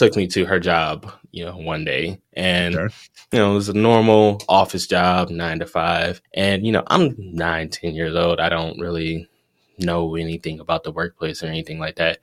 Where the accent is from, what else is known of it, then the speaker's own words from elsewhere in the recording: Detroit, Michigan, United States; Detroit, which is where I'm from